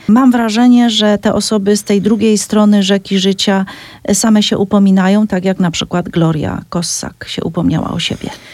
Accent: Cieszyn Silesia, Silesian Voivodeship, Poland; ja w samej Wiśle nie mieszkam wprawdzie, ale mówiąc u nas mam na mhm. myśli Śląsk Cieszyński

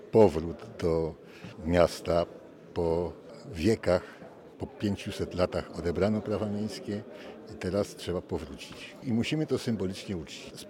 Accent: Nowe Miasto, Poland; dla mnie to jest, to jest rodo, moje rodowe e, miasto. Miasto, ja urodziłem się w Nowym Mieście, a nie, nie na wsi.

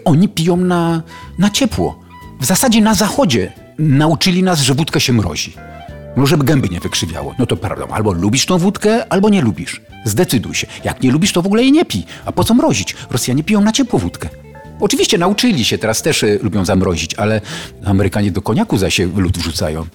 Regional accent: Sochaczew, Masovian Voivodeship, Poland; jestem z Sochaczewa

